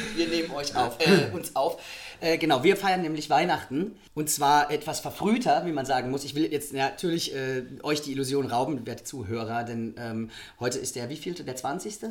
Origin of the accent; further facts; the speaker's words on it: Rhineland-Palatinate, Germany; Wir sind ja aus der Pfalz